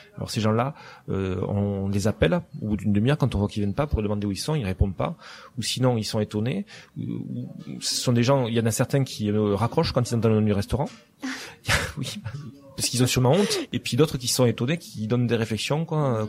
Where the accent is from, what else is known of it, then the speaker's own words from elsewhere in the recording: Lourdes, Occitania, France; accent: south of France; moved away as an adult; also born or lived in Toulouse; now in Barcelona, Spain; je suis né à Lourdes en fait, où j'ai vécu euh, mon enfance jusqu'à l'âge de 18 ans à peu près